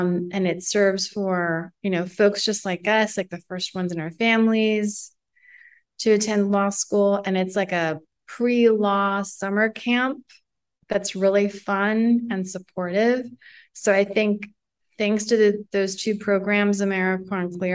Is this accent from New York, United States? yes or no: yes; New York City, New York, United States; I was born and raised in Manhattan where they met and fell in love